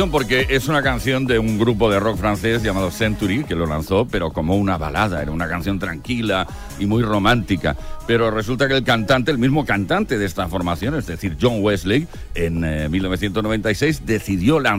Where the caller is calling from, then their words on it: Las Palmas, Canary Islands, Spain; de Las Palmas.